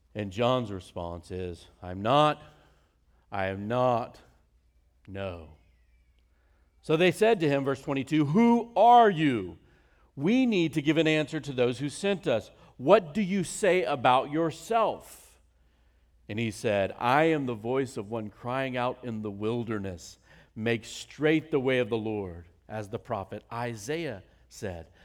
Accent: Virginia, United States; moved away; also born or lived in North Carolina; I grew up in Virginia and went to the University of North Carolina

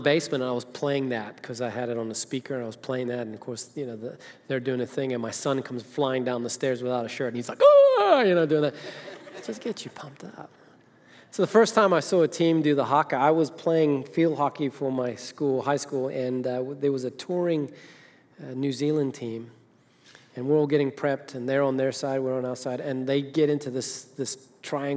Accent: Zimbabwe; moved away; Zimbabwe, Africa, that's where I'm from.

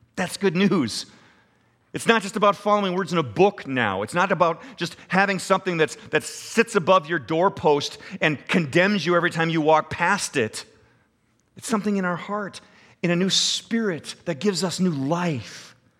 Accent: United States

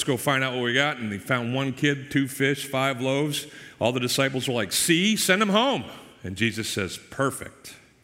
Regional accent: Boston, Massachusetts, United States; now in Tampa area, United States; I grew up in the Northeast with, Boston as kind of my town

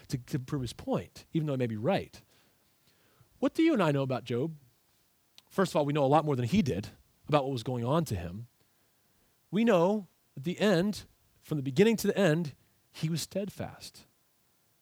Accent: United States; I am an American.

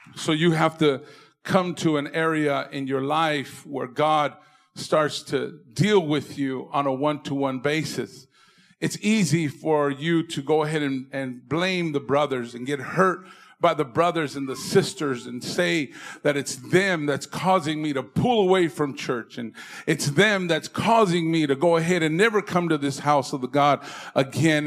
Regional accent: Indio, California, United States; moved away as an adult; now in San Fernando Valley, United States; I'm from the Coachella Valley, from Indio

